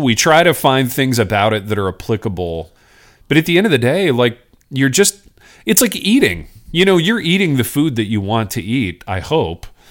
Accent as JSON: {"language": "English", "region": "Indiana", "country": "United States", "tie": "born or raised there", "said": "growing up in Indiana"}